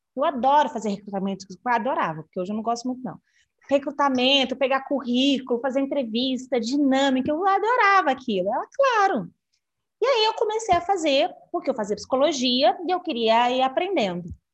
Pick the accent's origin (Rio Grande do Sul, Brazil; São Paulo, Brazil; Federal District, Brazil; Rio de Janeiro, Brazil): Federal District, Brazil; Brasília; sou de Brasília